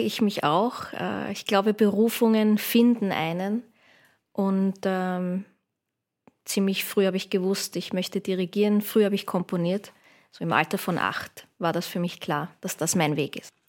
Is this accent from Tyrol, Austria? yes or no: no; Vienna, Austria; Ich bin gebürtige Wienerin.